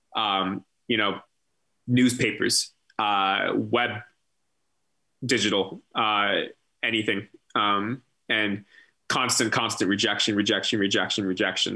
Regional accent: San Francisco Bay Area, California, United States; moved away as an adult; also born or lived in San Diego, United States / Minneapolis, United States; now in Portland, Maine, United States; my move out of my mom's house in the san francisco bay area

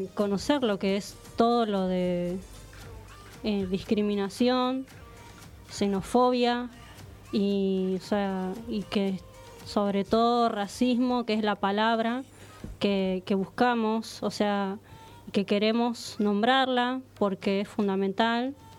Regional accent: San Isidro, Buenos Aires Province, Argentina; soy de acá, de, del barrio acá de, San Isidro, digo, de acá, de Argentina

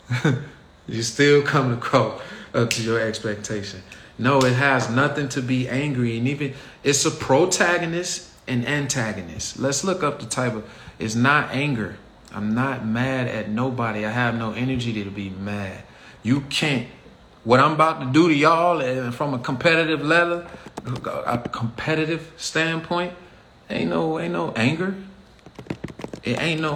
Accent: Chicago, Illinois, United States; moved away as an adult; also born or lived in Michigan; I left Chicago when I was 18, August 9th, 1999

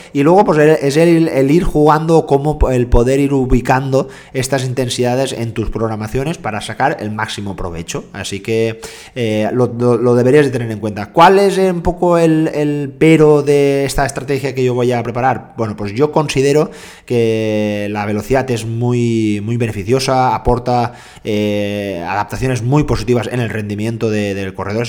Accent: Jaén, Andalusia, Spain; soy de Jaén

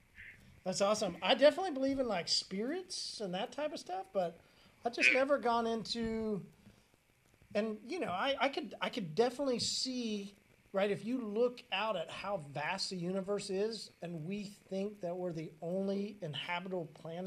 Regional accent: Midwest, United States; hey, listen, man, we're from the Midwest

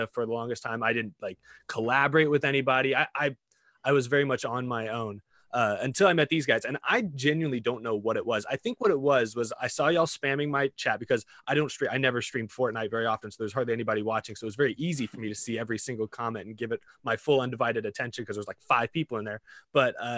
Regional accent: Texas, United States; I grew up in Texas

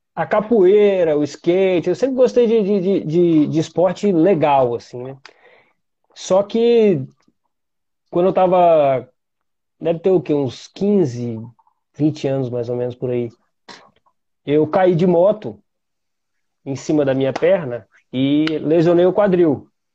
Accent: Vitória, Espírito Santo, Brazil; eu sou de Vitória, Espírito Santo

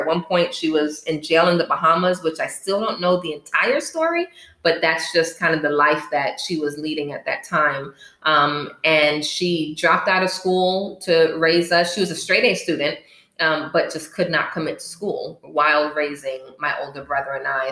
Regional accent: Miami, Florida, United States; also born or lived in Bronx, New York; I was born in the Bronx, New York and raised in Miami, Florida, um, through elementary, middle, and high school

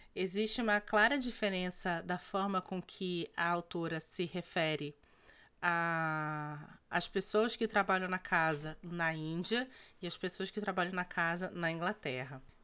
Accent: North Region, Brazil; Nós somos do, do norte do, do, do Brasil

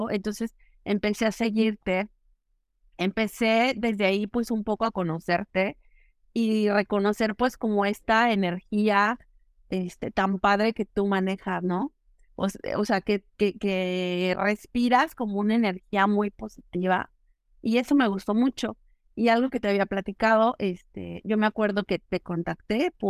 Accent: Aguascalientes, Mexico; also born or lived in Mexico City; now in Italy; nací en Ciudad de México. Me, me mudé muy chica al, a la, a la provincia, Aguascalientes me considero más de Aguascalientes que, que Chilanda.

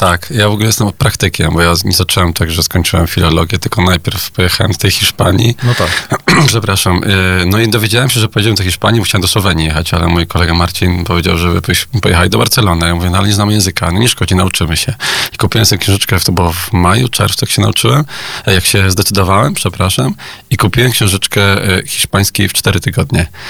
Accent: Poland; My, Polacy

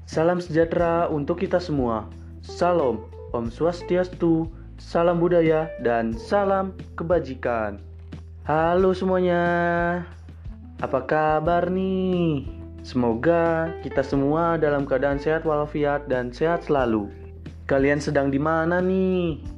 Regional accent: Serang, Banten, Indonesia; now in Lampung, Indonesia; harus bisa mandiri karena gua merantau dari Serang ke Lampung.

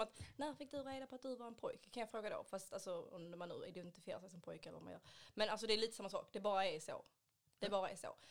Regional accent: Ystad, Skåne, Sweden; now in Malmö, Sweden; är egentligen från Ystad men bor i Malmö

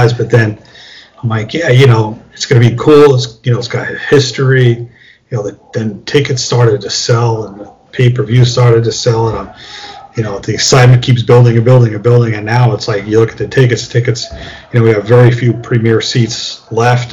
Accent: New York, United States; I'm a New York guy

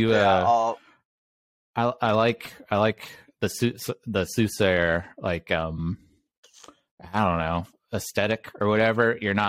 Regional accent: Mobile, Alabama, United States; I grew up in Mobile, Alabama.

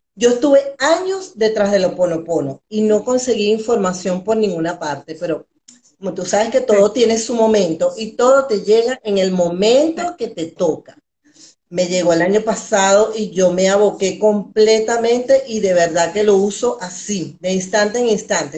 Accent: Venezuela; also born or lived in Valencia, Venezuela; soy una mujer venezolana, todavía viviendo en Venezuela

